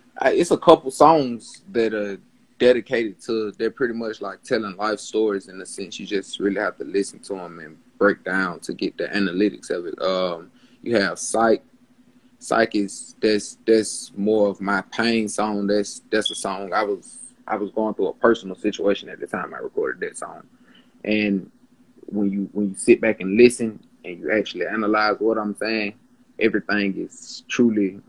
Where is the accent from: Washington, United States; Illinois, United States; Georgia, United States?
Georgia, United States; Atlanta; I grew up in Atlanta, so I have experienced a lot